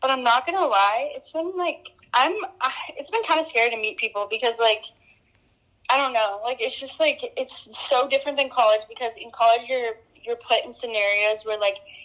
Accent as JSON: {"language": "English", "region": "Georgia", "country": "United States", "tie": "born or raised there", "moved": "as an adult", "lives_now": "Florida, United States", "said": "I love Georgia. Born and raised there for 19 years"}